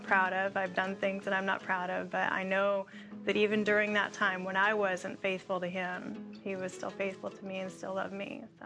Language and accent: English; Alaska, United States; moved away as an adult; now in Oklahoma, United States; New to Oklahoma, I am temporarily dislocated from Alaska. I say dislocated because that will always be my home.